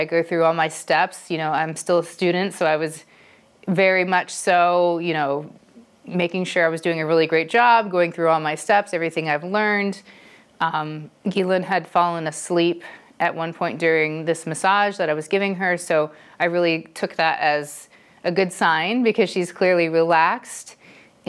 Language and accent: English; Dayton, Ohio, United States; moved away as an adult; also born or lived in California; where I'm from, Dayton, Ohio